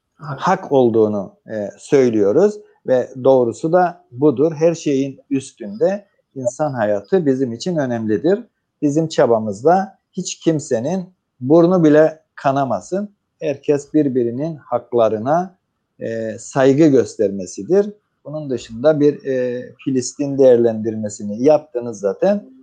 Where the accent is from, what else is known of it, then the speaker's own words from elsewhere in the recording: Cyprus; biz Kıbrıslılar olarak